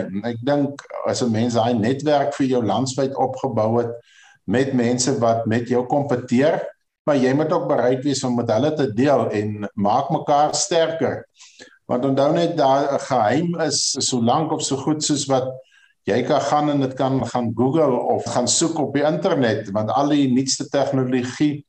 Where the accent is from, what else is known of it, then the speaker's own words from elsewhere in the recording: Ceres, Western Cape, South Africa; Ja, ek is gebore in Ceres, grootgeword Ceres al my jare. Ek bly op die ou familieplaas vir al die jare laaste drif.